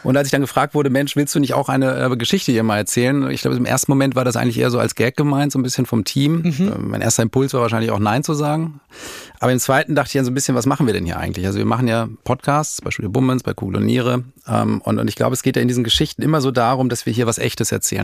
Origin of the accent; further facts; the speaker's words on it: Dortmund, North Rhine-Westphalia, Germany; moved away as an adult; also born or lived in Madrid; Wir kamen damals, also wir kommen aus Dortmund